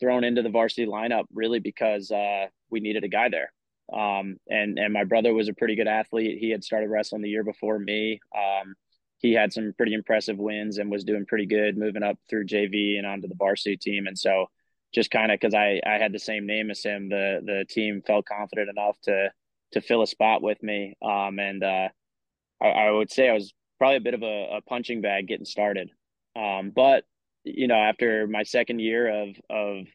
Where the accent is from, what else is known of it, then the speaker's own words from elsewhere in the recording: Warwick, New York, United States; moved away as an adult; now in South Carolina, United States; I grew up in Warwick Valley